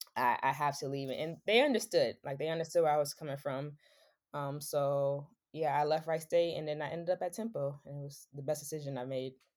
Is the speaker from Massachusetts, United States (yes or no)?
yes; Boston, Massachusetts, United States; being from Boston and I grew up in Mission Hill Projects